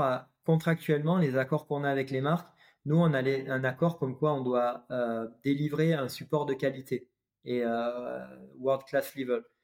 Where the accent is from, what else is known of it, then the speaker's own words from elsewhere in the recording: Avignon, Provence-Alpes-Côte d'Azur, France; moved away; also born or lived in Paris / Valenciennes; je suis originaire euh, du sud de la France, vers Avignon